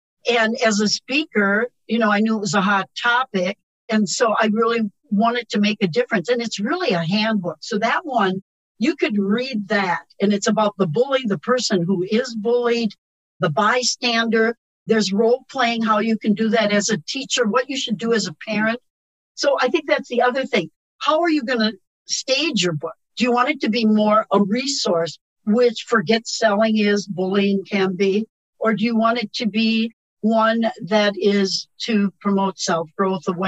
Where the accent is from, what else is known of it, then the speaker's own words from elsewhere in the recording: Wisconsin, United States; I'm from Wisconsin.